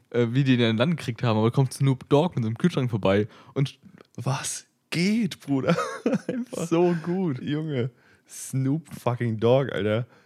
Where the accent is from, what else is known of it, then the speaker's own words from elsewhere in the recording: Leipzig, Saxony, Germany; Ich komme aus Leipzig, by the way.